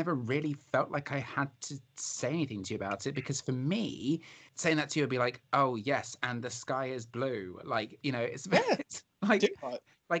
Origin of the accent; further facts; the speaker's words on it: Isle of Wight, South East England, United Kingdom; growing up on the Isle of Wight